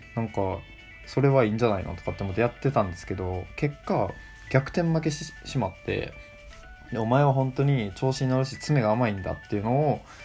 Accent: Kochi, Japan; also born or lived in Chiba Prefecture; now in Chiba, Japan; 僕は高知県でま生まれ育って

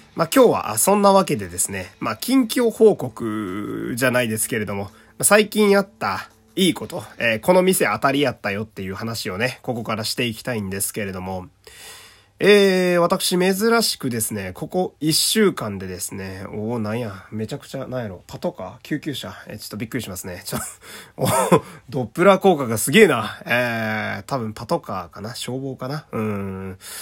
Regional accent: Fukui, Japan; 私の地元の福井

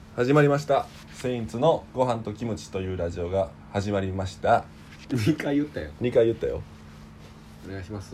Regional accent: Hannan, Osaka, Japan; ハンナム市出身っていうとこでね、大阪出身。

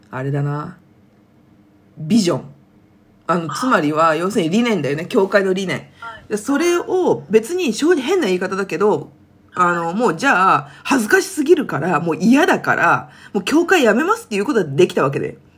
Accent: Kanto, Japan; moved away as an adult; also born or lived in Kansai; 関西、関東出身だけど関西で子育てを始めた

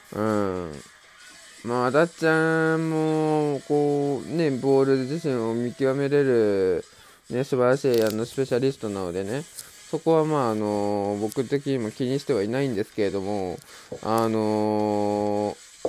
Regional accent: Mie, Japan; 自分と同じ三重県出身

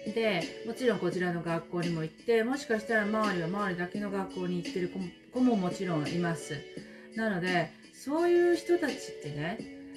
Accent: Japan; now in New Zealand

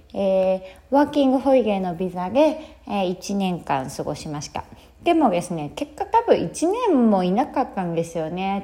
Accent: Sapporo, Hokkaido, Japan; also born or lived in Philippines / Australia; まず北海道出身で、えーと、札幌生まれ、札幌に生まれて、育ち

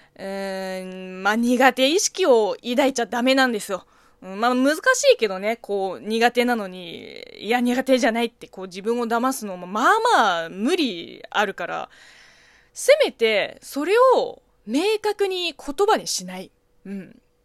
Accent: China; moved away; 中国生 まれ、中国育ちの私

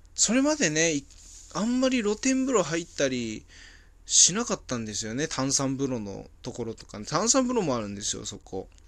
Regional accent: Hachinohe, Aomori, Japan; moved away as an adult; now in Saitama, Japan; 俺、地元がね、青森県の八戸市なんですけど、その、そこで、幼少期、高校生ぐらいまで過ごしてた

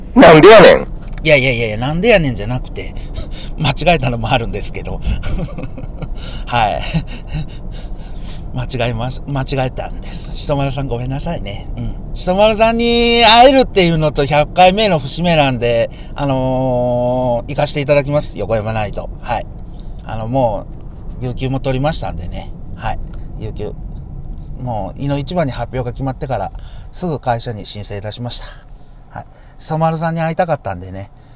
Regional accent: Hiroshima, Japan; 僕ら広島人

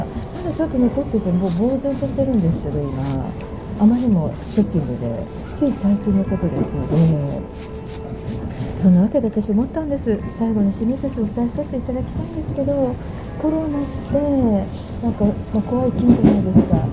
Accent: Hachioji, Tokyo, Japan; 出身は八王子なんですけどね。

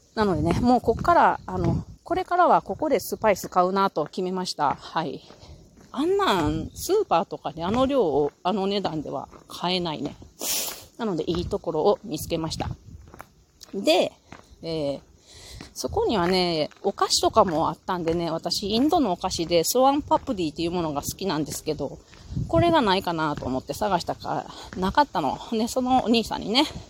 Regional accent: Japan; 日本人だ

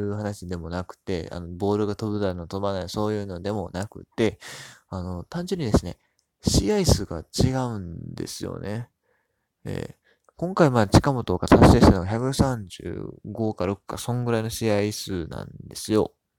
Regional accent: Hyogo, Japan; 僕も兵庫県出身

